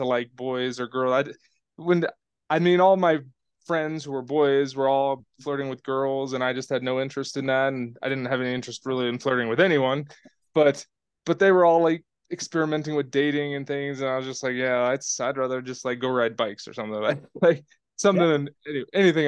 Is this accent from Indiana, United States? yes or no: no; Oregon, United States; I grew up in a really rural town in Oregon